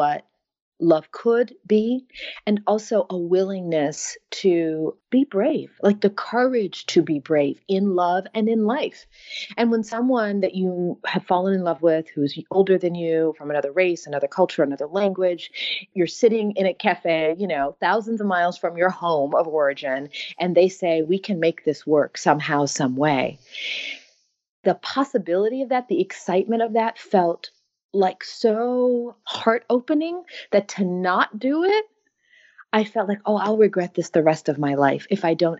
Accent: United States; I'm American

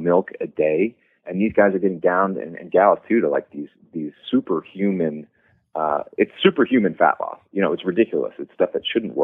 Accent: New Hampshire, United States; moved away as an adult; also born or lived in Washington, D.C.; I grew up in New Hampshire, where it's the middle of nowhere.

